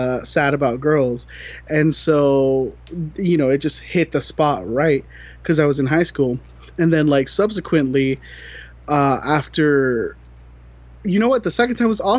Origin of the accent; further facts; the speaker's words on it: Florida, United States; now in San Diego, United States; I'm from Florida and live in California